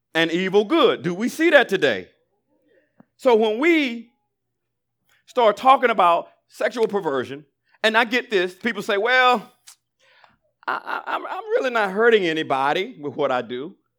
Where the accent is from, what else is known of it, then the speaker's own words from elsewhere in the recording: Alabama, United States; I grew up in Alabama